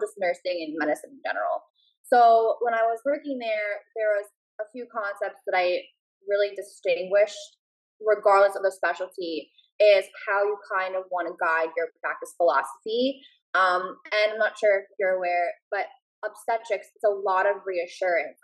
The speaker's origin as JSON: {"language": "English", "region": "New Jersey", "country": "United States", "said": "I'm from New Jersey"}